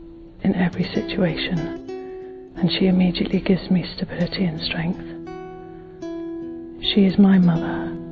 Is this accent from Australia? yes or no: no; England, United Kingdom; from England.